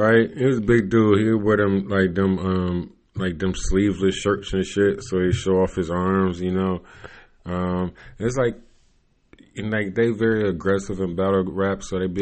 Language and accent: English; Cleveland, Ohio, United States; I come from Cleveland